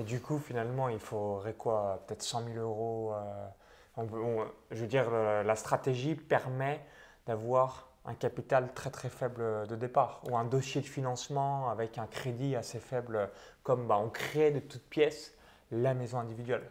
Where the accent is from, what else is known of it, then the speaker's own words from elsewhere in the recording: Bourgogne-Franche-Comté, France; j'ai grandi dans un tout petit village à vingt kilomètres de Chalon-sur-Saône